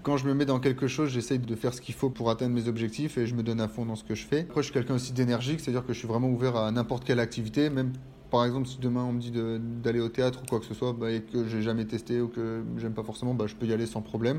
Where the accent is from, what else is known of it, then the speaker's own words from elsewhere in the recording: northern France, France; moved away; je viens du nord de la France